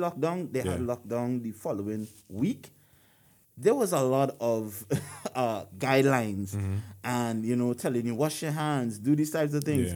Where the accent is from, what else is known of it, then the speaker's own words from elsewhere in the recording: Trinidad & Tobago; now in United States; I'm from Trinidad and Tobago.